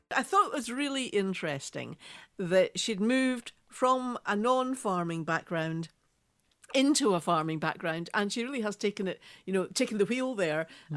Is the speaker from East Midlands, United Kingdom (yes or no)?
no; Scotland, United Kingdom; I'm Scottish